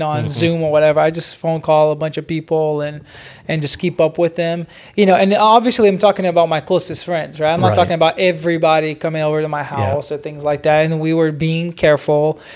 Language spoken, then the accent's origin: English; Brazil; moved away; I was born and raised in Brazil